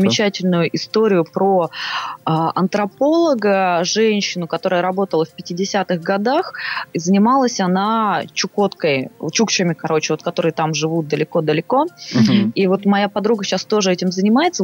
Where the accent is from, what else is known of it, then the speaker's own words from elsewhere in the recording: Saint Petersburg, Russia; moved away as an adult; now in Moscow, Russia; я из Питера